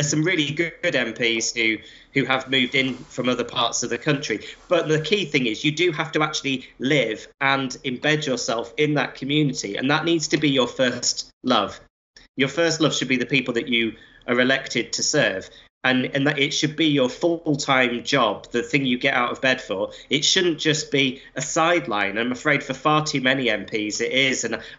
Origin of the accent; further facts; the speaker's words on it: Blackpool, North West England, United Kingdom; As your listeners will be able to work out from my accent, I had quite a nomadic childhood. I mean, I grew up in Blackpool.